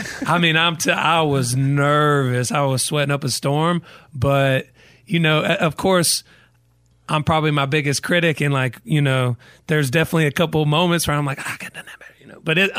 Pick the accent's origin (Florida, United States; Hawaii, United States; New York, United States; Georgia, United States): Georgia, United States; Douglasville; Douglasville. So it's about an hour outside of Atlanta. And it's a big reason why my music has the vibe that it has, because I grew up in the country, but I was only an hour from Atlanta.